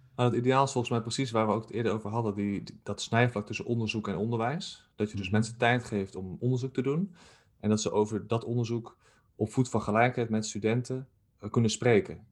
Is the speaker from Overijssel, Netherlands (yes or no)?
yes; Zwolle, Overijssel, Netherlands; moved away as an adult; now in Nijmegen, Netherlands; ik ben ehm, geboren in Zwolle en daar heb ik eh, op school gezeten